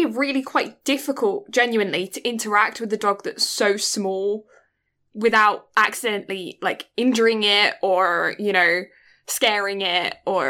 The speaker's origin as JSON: {"language": "English", "town": "Canterbury", "region": "South East England", "country": "United Kingdom", "tie": "born there", "said": "I was born in England, in Canterbury. There is a line of lime trees round by the cathedral."}